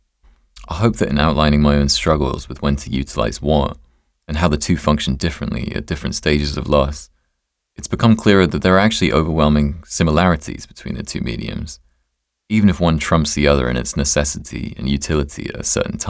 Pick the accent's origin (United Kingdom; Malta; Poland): United Kingdom; England; being English